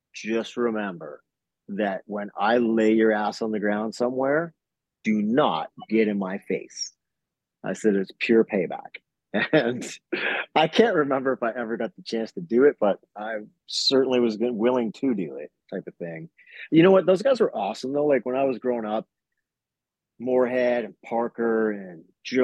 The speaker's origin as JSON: {"language": "English", "country": "Canada", "said": "the Canadian guy"}